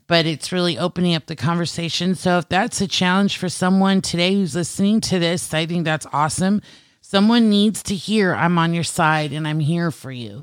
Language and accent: English; California, United States; I am native Californian